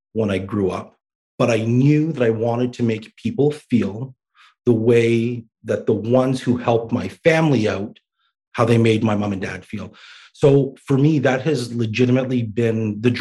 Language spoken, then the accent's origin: English; Canada; also born or lived in Baghdad, Iraq; they ended up coming to Canada. And lucky for me, I grew up here